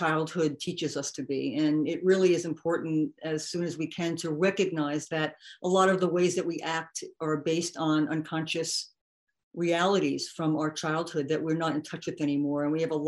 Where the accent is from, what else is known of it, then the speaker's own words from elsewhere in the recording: New Jersey, United States; also born or lived in New York; I was born in New Jersey. I'm a Jersey girl. And I was raised in a middle-class family. The town I was raised in was sort of rural at the time.